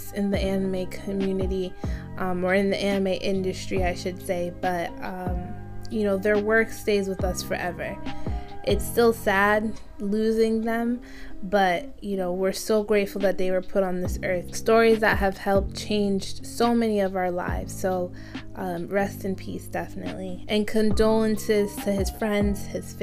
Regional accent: Jamaica; because I'm Jamaican, I eat Easter bun

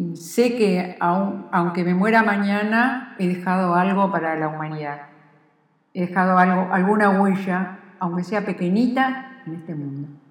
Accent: Argentina; soy argentina y quiero mucho a la Argentina

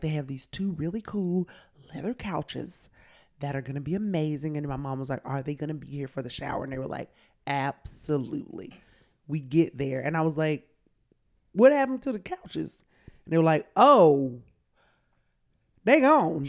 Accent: Columbus, Georgia, United States; now in New York, United States; I am from Columbus, Georgia, right down the street.

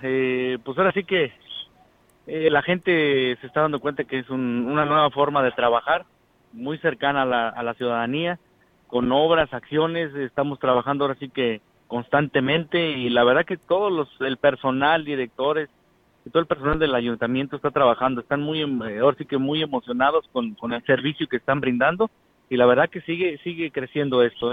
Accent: Xilitla, San Luis Potosí, Mexico; a mi pueblo, a nuestro pueblo de Gilitla

